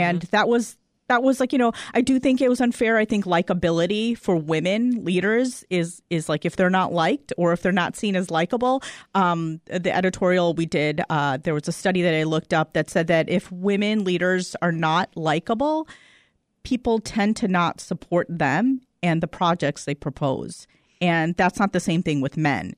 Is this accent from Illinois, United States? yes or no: yes; Chicago suburbs, Illinois, United States; when we first moved into the suburbs out of Chicago